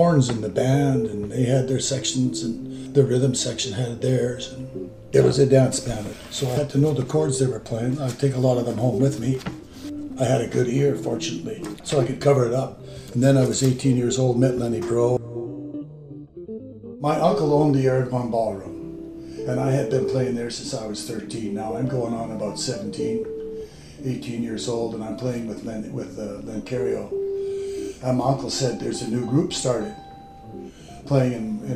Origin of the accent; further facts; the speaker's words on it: Winnipeg, Manitoba, Canada; now in Yukon, Canada; I was born in St. Bob's Hospital east of Winnipeg. I'm a farm boy from east of town